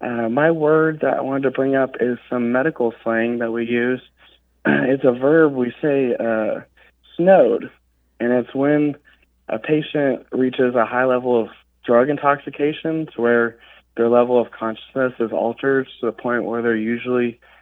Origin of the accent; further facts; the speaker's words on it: Dallas, Texas, United States; I work on an ambulance. I'm from Dallas, Texas.